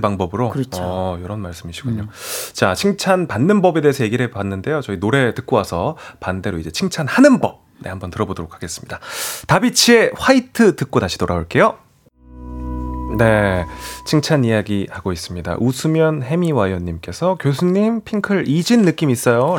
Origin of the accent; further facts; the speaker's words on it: South Korea; 저도 음. 딱 한국 사람인지